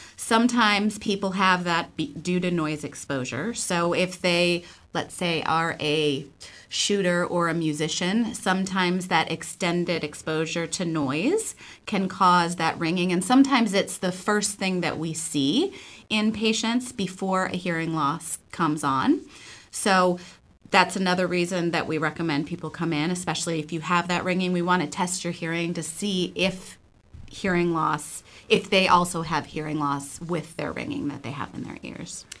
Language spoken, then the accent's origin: English; Buffalo, New York, United States; moved away as an adult; now in Portland, United States; I am originally from Buffalo, New York. I am a transplant here. I've been here for about 25 years